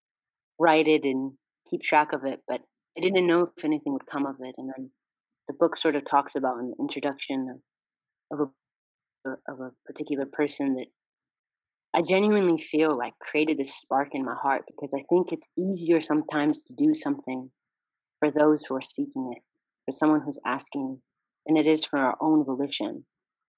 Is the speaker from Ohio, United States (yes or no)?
no; California, United States; I was born and raised in California